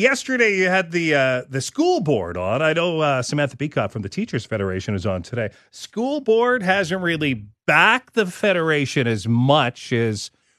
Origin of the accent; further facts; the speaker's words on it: Regina, Saskatchewan, Canada; as I grew up in Regina